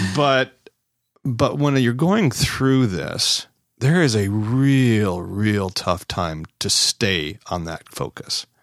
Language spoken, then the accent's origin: English; Wisconsin, United States; We're both from Wisconsin here.